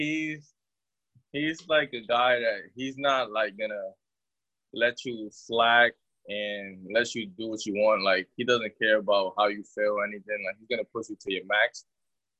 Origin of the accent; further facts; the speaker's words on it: New York City, New York, United States; growing up in Brooklyn, I feel like me being a St. Francis Brooklyn Terrier is probably the best, like, fit for me because I grew up here